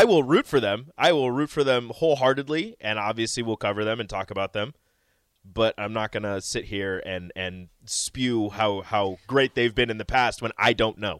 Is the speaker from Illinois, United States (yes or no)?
no; Omaha, Nebraska, United States; growing up in Omaha